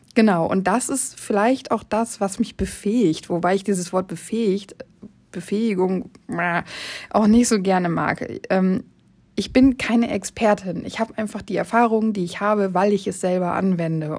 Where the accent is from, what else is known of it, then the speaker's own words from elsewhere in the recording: Oldenburg, Lower Saxony, Germany; ich komme aus Oldenburg